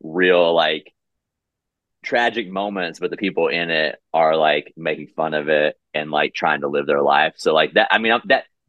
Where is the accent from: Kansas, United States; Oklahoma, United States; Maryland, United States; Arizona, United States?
Oklahoma, United States; growing up in Oklahoma